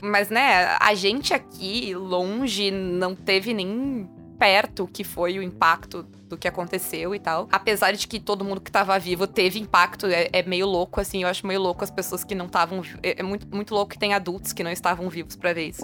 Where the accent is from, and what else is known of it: Brazil